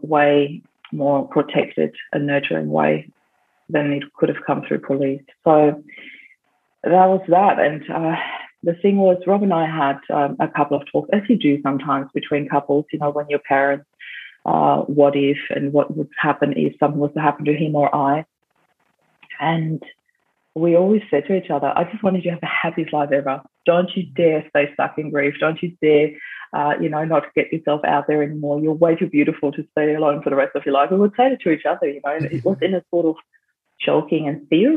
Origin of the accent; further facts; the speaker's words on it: Vienna, Austria; now in Australia; when I was in Vienna in Austria, in my hometown